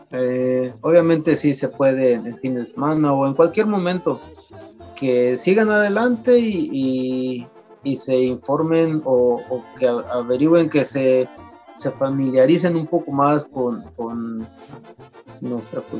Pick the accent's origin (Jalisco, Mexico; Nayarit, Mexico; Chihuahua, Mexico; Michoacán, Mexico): Michoacán, Mexico; first language Purépecha; Se puede decir que es mi, mi primer, eh, mi lengua materna, obviamente, porque somos purépechas, eh, me siento que, siento que estoy muy, muy identificado con esto